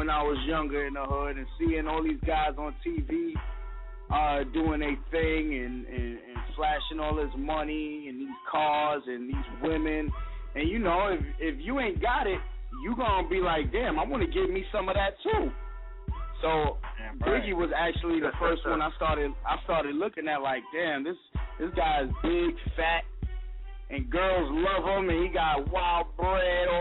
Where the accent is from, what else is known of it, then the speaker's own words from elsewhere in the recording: New York City, New York, United States; I'm from New York City, Southside Jamaica, Queens. You know, that's like a bad hood out here.